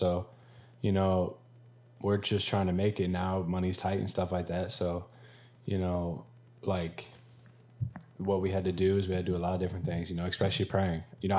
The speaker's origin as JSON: {"language": "English", "town": "Ankeny", "region": "Iowa", "country": "United States", "said": "So I'm from Ankeny, Iowa. Shout out to 515."}